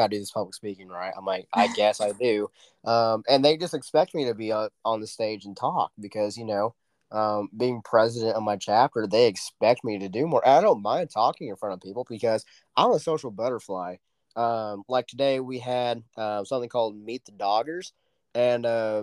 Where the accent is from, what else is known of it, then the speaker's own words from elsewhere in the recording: Oklahoma, United States; I'm from Oklahoma and rodeos are everywhere